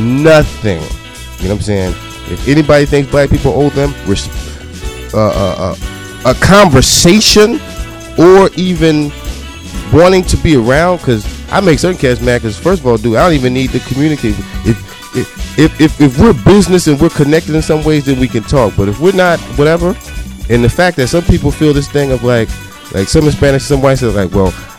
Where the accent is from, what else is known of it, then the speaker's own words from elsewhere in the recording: New Jersey, United States; I was born in Jersey